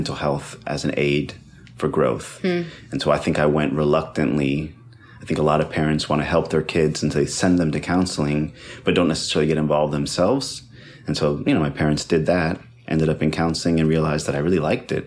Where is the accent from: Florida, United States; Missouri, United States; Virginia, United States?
Florida, United States; Winter Springs; also born or lived in Santurce, Puerto Rico; I was born in Santurce, Puerto Rico. And at the age of three, my mother moved over here with me and my sister to Winter Springs in Seminole County in the early 80s